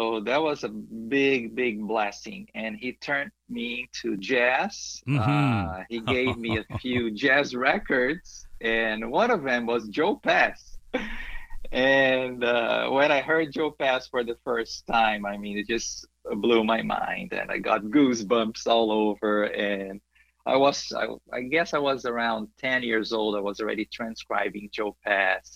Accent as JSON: {"language": "English", "region": "São Paulo", "country": "Brazil", "tie": "born or raised there", "also_born_or_lived": "Los Angeles", "second_language": "English", "moved": "as an adult", "lives_now": "United States", "said": "I grew up in São Paulo"}